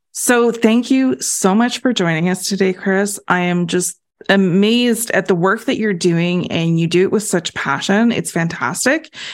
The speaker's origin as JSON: {"language": "English", "country": "Canada", "said": "as a Canadian"}